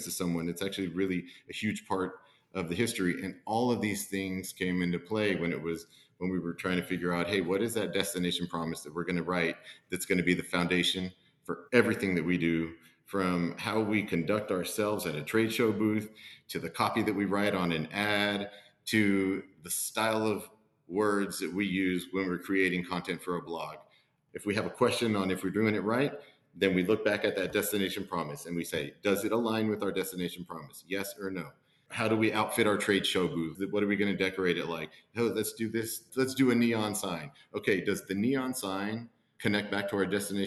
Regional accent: McAllen, Texas, United States; now in Abilene, United States; I'm born and raised in McAllen, Texas, which is deep South Texas in the Rio Grande Valley

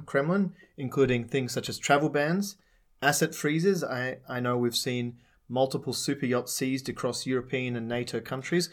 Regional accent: Australia; now in Czech Republic; My home country, Australia

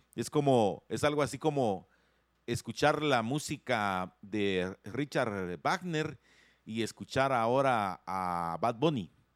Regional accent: Guatemala; eso somos nosotros los guatemaltecos

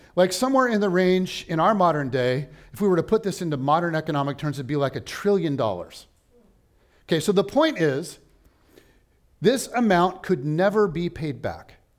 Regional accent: United States; as an American

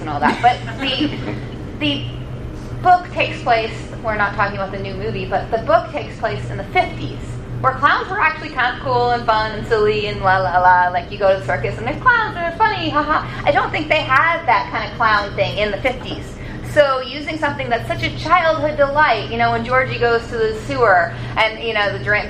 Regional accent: Haverhill, Massachusetts, United States; I grew up in Haverhill, Massachusetts

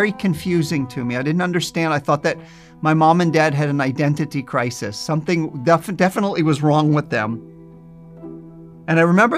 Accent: New Jersey, United States; I grew up in New Jersey, very well aware of our Jewish identity

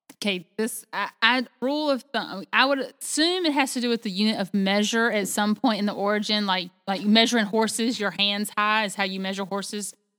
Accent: the South, United States; I was raised in the South

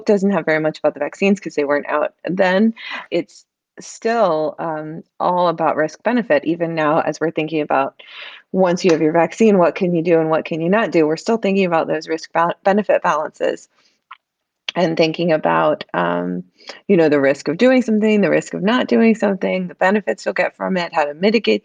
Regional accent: the South, United States; moved away; I grew up in the South

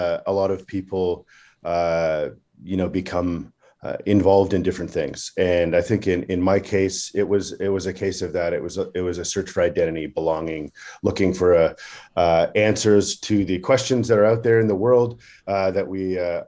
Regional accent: Canada; growing up in Canada, as a youth, I played hockey

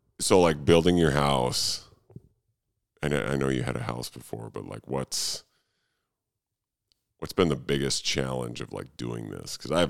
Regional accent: Minnesota, United States; growing up in Minnesota

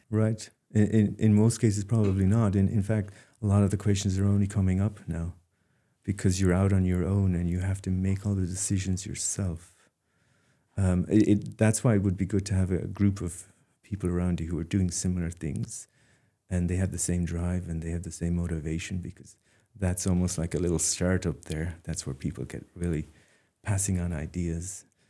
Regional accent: Dingle, Munster, Ireland; moved away as an adult; now in Maine, United States; I'm from Dingle

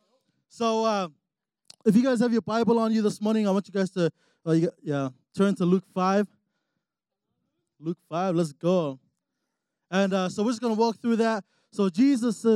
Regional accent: New Zealand; moved away as an adult; now in Utah, United States; I'm actually from New Zealand. And so, you know, I moved out here 3 years ago

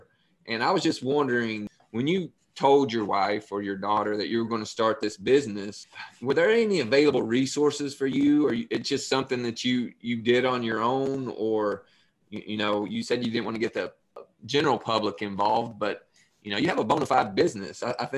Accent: Appalachia, United States; We're proud as we can be to be Appalachians

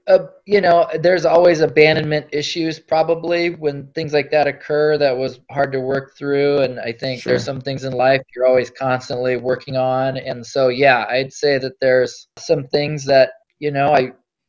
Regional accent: North Dakota, United States; born there; also born or lived in Alaska; So I was born in North Dakota.

